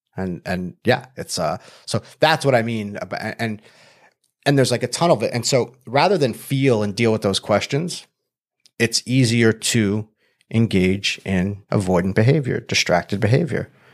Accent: Long Island, New York, United States; now in San Diego, United States; I grew up in Long Island, New York

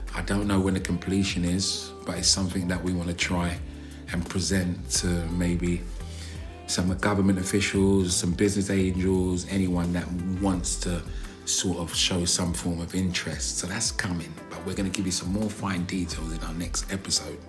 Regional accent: London, United Kingdom; I'm from South London, as you know, and we kind of drag our words and exaggerate our words.

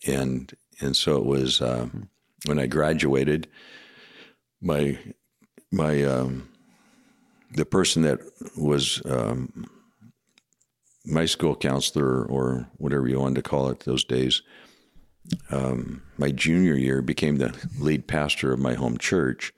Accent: Washington, United States; moved away as an adult; now in Madison, United States; my hometown

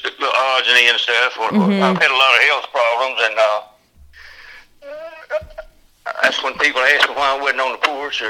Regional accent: Charlotte area, North Carolina, United States; when I was young, I knew everybody from, well, Catawba River was there then, and 77 wasn't there, and Highway 21 wasn't there

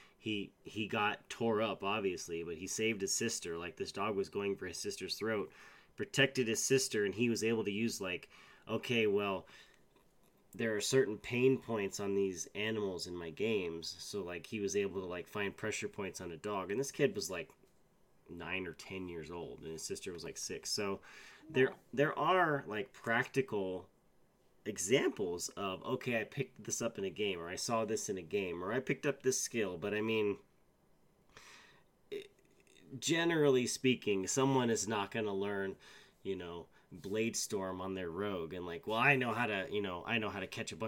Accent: East Coast, United States; I do remember as a young boy growing up on the East Coast, one of my many stops

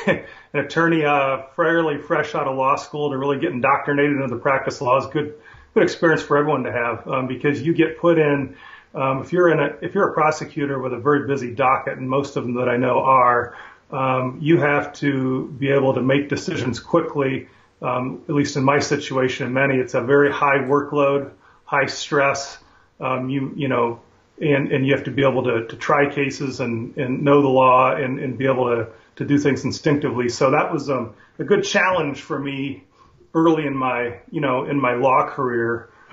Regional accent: Defiance, Ohio, United States; Yes, it's up in the northwestern part of Ohio. You're right, the county borders the Indiana border, and you're about one county down from Michigan.

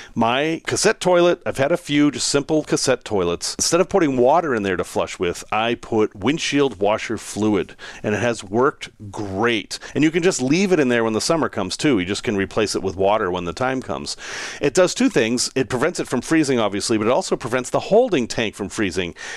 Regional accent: New England, United States; moved away; I grew up in New England and we had a lot of snow and I enjoyed it.

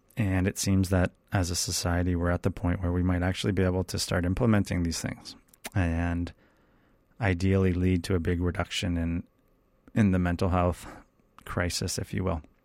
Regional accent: Canada; I come from Canada.

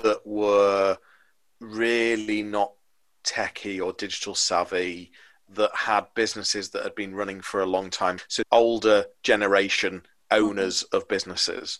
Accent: Liverpool, North West England, United Kingdom; moved away as an adult; now in Leeds, United Kingdom; I'm from Liverpool originally. So now in Leeds. I moved here when I was 18

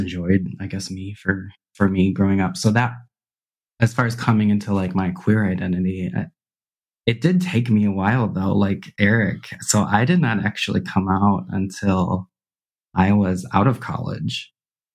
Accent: Burlington, Wisconsin, United States; moved away as an adult; also born or lived in Minnesota; I grew up in Burlington, Wisconsin

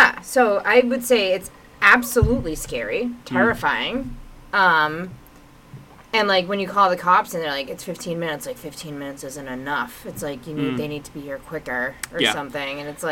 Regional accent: Boston, Massachusetts, United States; being from Boston

